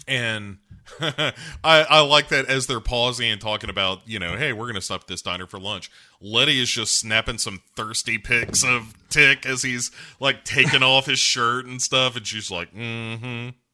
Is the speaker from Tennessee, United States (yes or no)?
yes; Tennessee, United States